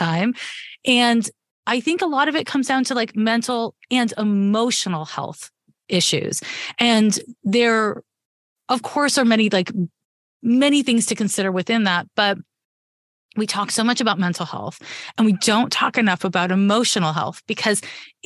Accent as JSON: {"language": "English", "country": "Canada", "tie": "born or raised there", "moved": "yes", "lives_now": "Bay Area, United States", "said": "I was raised in Canada"}